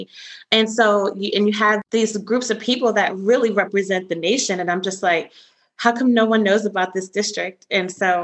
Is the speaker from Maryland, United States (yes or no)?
yes; Maryland, United States; moved away as an adult; I am originally from Maryland, born and raised